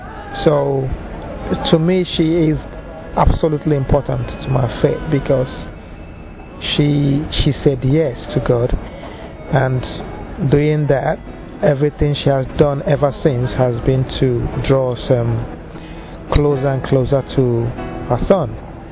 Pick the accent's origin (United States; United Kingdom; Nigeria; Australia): Nigeria; I am from Nigeria and I'm 33.